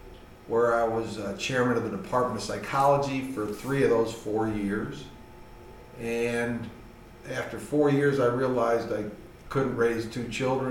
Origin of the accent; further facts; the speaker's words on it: Cleveland, Ohio, United States; moved away as an adult; also born or lived in Georgia / Oklahoma City / Memphis; now in Nashville, United States; Well, I grew up in Cleveland, Ohio, so I'm a damn Yankee. I moved south and stayed.